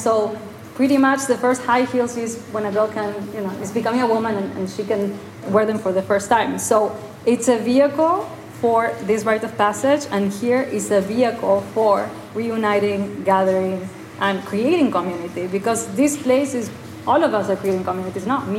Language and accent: English; Mexico; moved away as an adult; my parents, I grew up in Mexico, but then we all left Mexico when I was 22. And I didn't reconnect with Mexico.